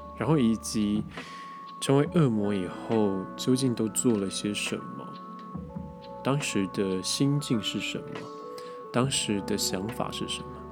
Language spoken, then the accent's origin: Chinese; Taiwan; 因为就是我们台湾人讲话有的时候过于模糊